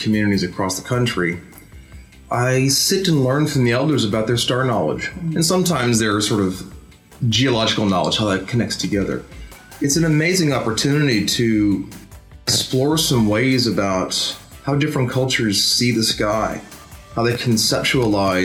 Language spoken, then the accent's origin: English; United States; moved away; as an American